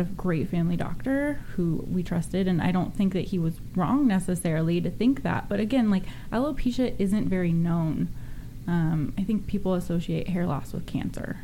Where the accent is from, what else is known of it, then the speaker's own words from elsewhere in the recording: Sonoma/Napa area, Northern California, United States; I'm from Northern California, wine country, Sonoma, mm. Napa yeah. area